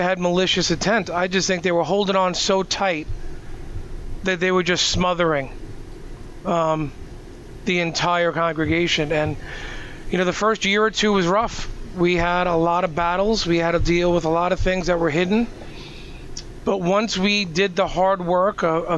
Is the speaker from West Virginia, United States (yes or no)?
no; Long Island, New York, United States; accent: New York; I'm born and bred New Yorker. You can probably tell by my accent. Raised right here on Long Island.